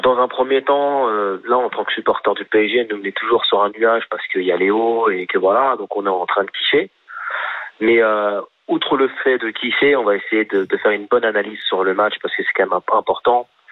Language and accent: French; France; on est français